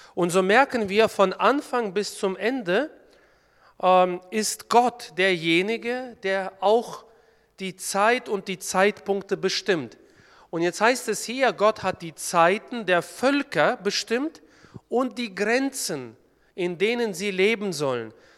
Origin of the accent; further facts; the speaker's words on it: Kyrgyzstan; now in Germany; Eigentlich komme ich gebürtig aus Kirgistan